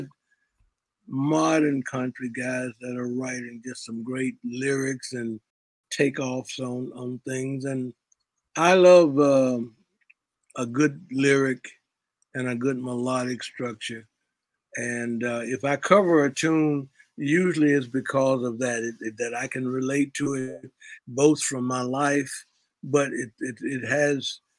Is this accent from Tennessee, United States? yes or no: yes; Memphis, Tennessee, United States; growing up in Memphis